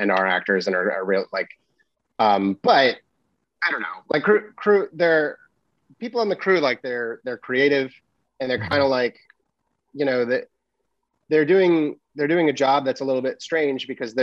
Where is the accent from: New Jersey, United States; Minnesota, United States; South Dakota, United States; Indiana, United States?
Minnesota, United States; moved away; I grew up in Minnesota doing theater